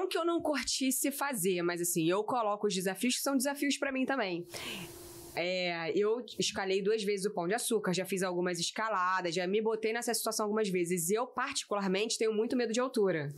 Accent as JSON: {"language": "Portuguese", "region": "Rio de Janeiro", "country": "Brazil", "tie": "born or raised there", "said": "sou carioca, da Gema"}